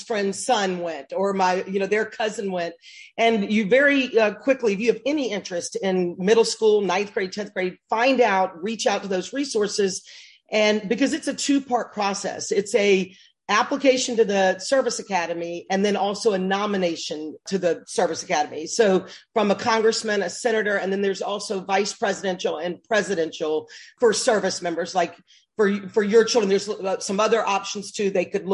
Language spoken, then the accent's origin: English; Birmingham, Alabama, United States; I grew up in Birmingham, Alabama, and came from a big family